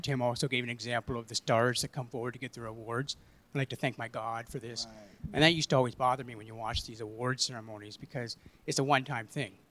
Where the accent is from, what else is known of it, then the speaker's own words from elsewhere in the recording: Kitchener, Ontario, Canada; I grew up in Kitchener